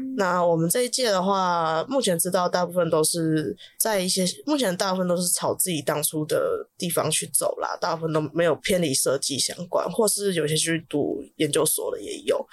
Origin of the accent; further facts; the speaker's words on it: Taipei, Taiwan; 因为我台北人的关系